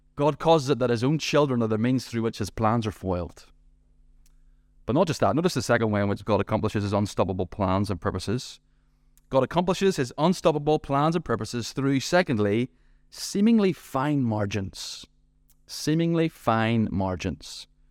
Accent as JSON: {"language": "English", "town": "Ballymena", "region": "Northern Ireland", "country": "United Kingdom", "tie": "born or raised there", "said": "my hometown, Ballymena"}